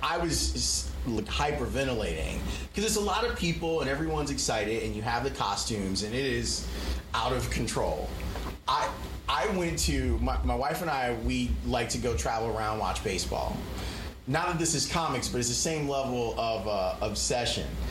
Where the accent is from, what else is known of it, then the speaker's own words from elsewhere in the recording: Chicago, Illinois, United States; I grew up here in Chicago.